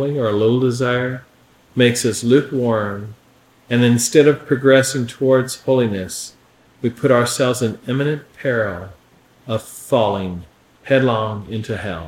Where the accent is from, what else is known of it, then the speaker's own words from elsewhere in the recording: Appalachia, United States; accent: hillbilly; my accent